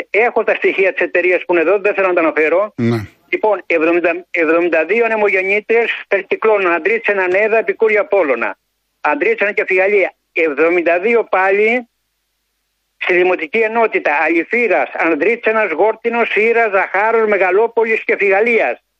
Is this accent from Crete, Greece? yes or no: no; Peloponnese, Greece; now in Agios Panteleimonas, Greece; είμαι από Πελοπόννησο που είχαν καεί το 7.